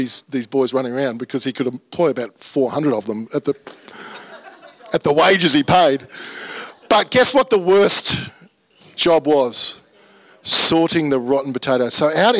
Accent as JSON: {"language": "English", "town": "Brisbane", "region": "Queensland", "country": "Australia", "tie": "born or raised there", "said": "my childhood was in the northwest suburbs. I grew up in Fernie Hills"}